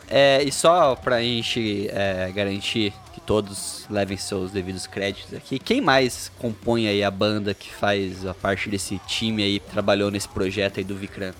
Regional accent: Bauru, São Paulo, Brazil; Eu sou de Bauru

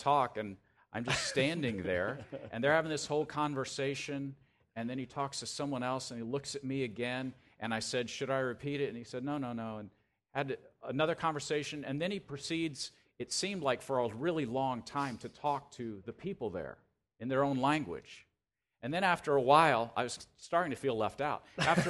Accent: Chicago, Illinois, United States; And I was explaining how I come from Chicago, and it's cold there, and sometimes it snows, and it's this huge city as compared to here in Rwanda

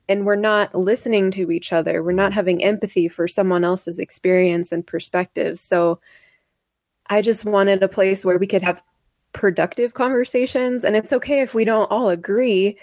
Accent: Idaho, United States; growing up in Idaho

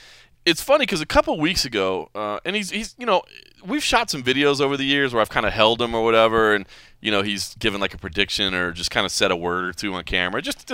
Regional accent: Dallas, Texas, United States; now in Las Vegas, United States; Dallas, Texas is my hometown.

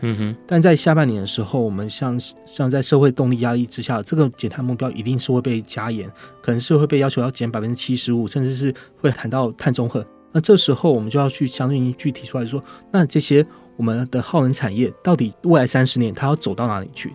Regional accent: Taiwan; 我们台湾

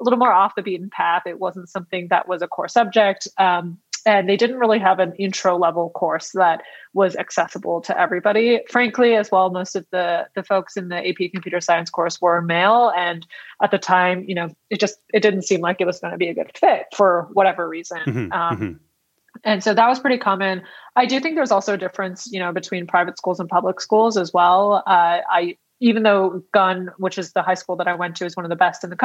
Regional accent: Palo Alto, California, United States; I grew up in Palo Alto, which is a notoriously competitive and intense school district

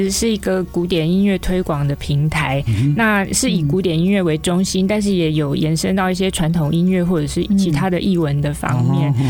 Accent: Taipei, Taiwan; 我是台北人

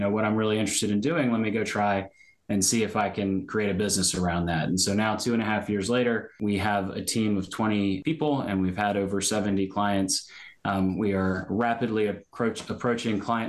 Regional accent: Richmond, Virginia, United States; also born or lived in Baltimore, Maryland; now in Annapolis, United States; I grew up in Richmond, Virginia.

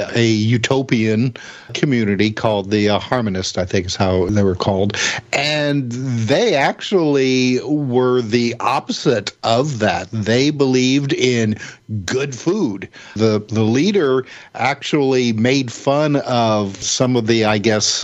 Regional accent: Midwest, United States; being a Midwesterner

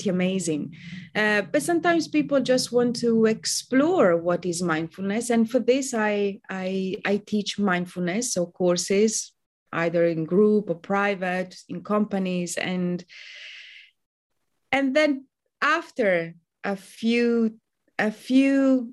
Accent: Italy; moved away as an adult; now in London, United Kingdom; I'm originally from Italy, but I've been a Londoner for almost 20 years now

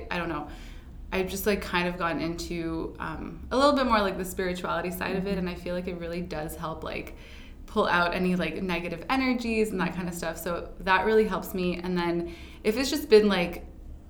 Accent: Ottawa, Ontario, Canada; moved away as an adult; now in Toronto, Canada; I grew up in Ottawa

